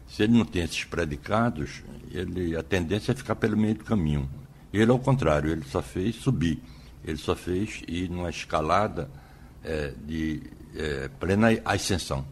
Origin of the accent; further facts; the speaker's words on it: Nazaré da Mata, Pernambuco, Brazil; also born or lived in Vicência, Pernambuco / Aliança, Pernambuco; Eu nasci em Vicência, né? Nasci uhum. em Vicência